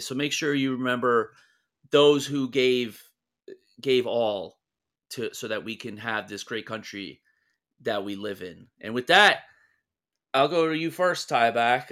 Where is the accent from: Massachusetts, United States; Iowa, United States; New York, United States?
New York, United States; New York City; growing up in the New York City area